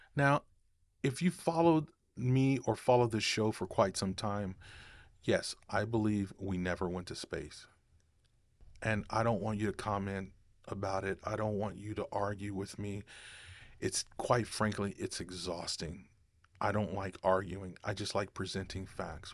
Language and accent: English; United States; as American citizens